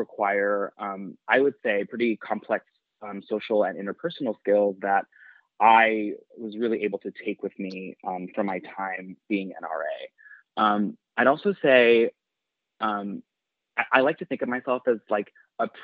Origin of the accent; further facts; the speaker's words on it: New York City, New York, United States; also born or lived in Long Island, New York; I grew up in Queens and Long Island